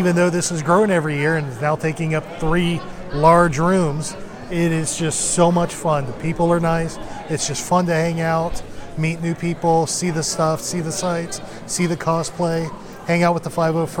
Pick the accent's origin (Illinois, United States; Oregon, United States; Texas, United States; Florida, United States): Florida, United States; Lakeland; And Lakeland is, of course, my hometown